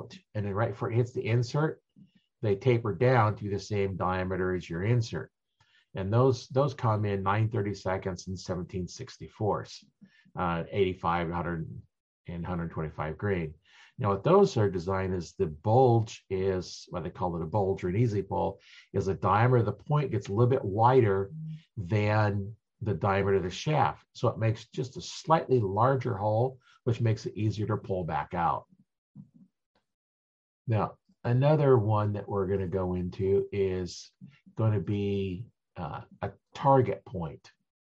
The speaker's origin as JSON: {"language": "English", "region": "Nebraska", "country": "United States", "said": "I'm from Nebraska"}